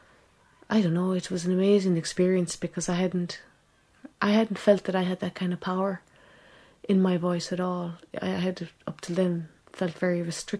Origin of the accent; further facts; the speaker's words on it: Ireland; also born or lived in England; I was born in England, and a few months after I was born, she came to Ireland